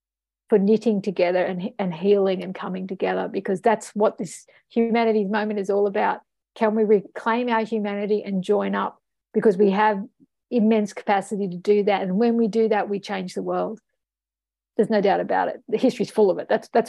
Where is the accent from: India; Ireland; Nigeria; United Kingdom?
Ireland; born there; I mean, I've got an Egyptian heritage. I represented Australia at the, you know, UN level, and I was born in Ireland, okay? So, like, I'm international.